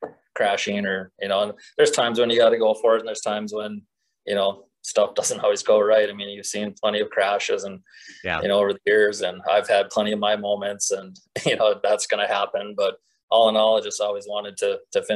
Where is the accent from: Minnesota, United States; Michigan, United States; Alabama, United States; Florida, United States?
Minnesota, United States; born or raised there